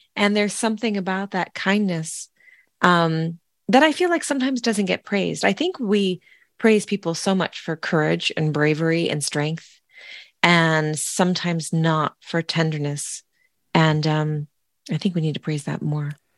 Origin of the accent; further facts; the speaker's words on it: Sonoma, California, United States; moved away; growing up in the Sonoma Valley